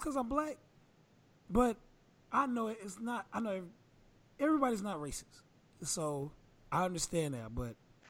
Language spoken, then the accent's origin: English; the South, United States; I grew up in the South